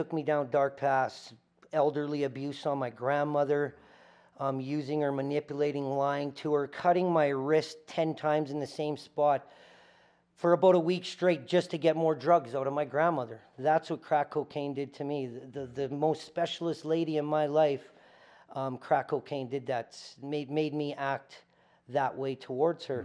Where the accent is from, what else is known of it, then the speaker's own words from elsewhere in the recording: Winnipeg, Manitoba, Canada; moved away as an adult; now in Calgary, Canada; I grew up in a shitty area of Winnipeg, or a lower class area of Winnipeg, poverty area of Winnipeg